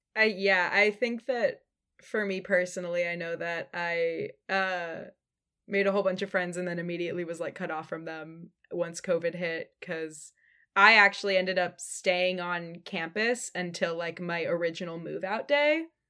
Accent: Sonoma County, California, United States; born or raised there; moved away as an adult; also born or lived in San Francisco

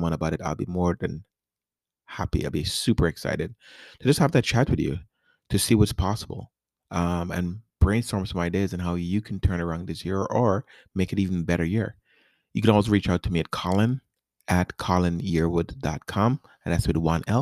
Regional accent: New York City, New York, United States; moved away as an adult; also born or lived in South America / Richmond, Virginia / Washington DC area / Nashville, Tennessee; now in Tampa, United States; I grew up in New York City. I was born in South America. And I came to New York City. And I grew up there

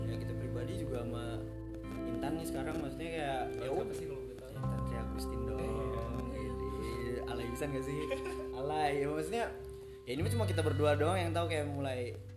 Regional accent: Cirebon, West Java, Indonesia; kita aslinya orang Cirebon

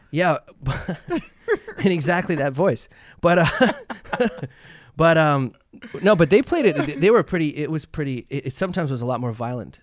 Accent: Canada; moved away as an adult; now in Los Angeles, United States; I was from Canada

